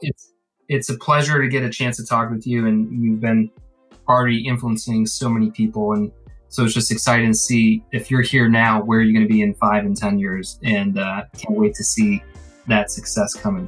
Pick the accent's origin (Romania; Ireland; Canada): Ireland; I'm Irish. The famine was terrible for us